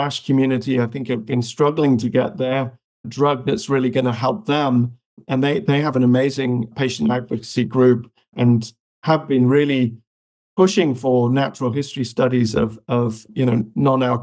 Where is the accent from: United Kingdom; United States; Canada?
United Kingdom; also born or lived in Malawi; I pretty much born in Africa, but raised in the UK.